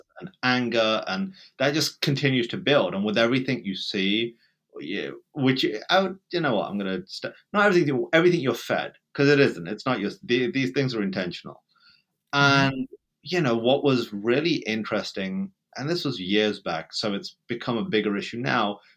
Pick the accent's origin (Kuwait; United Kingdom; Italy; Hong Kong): United Kingdom; England; accent: British; moved away as an adult; now in United States; Growing up in Britain, even though I was born there, I never really felt British